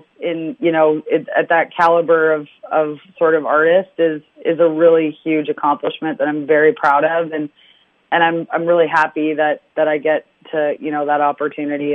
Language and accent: English; London, United Kingdom; moved away; I love London, you know, my family's still there